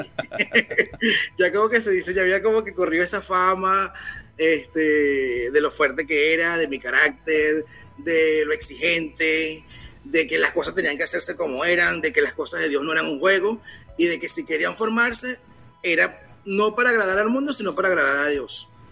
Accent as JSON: {"language": "Spanish", "country": "Venezuela", "said": "soy venezolano"}